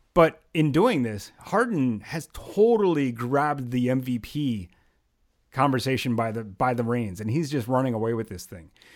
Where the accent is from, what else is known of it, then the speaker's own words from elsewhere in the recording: the Great Northeast, United States; I was born here in the United States, right in the Great Northeast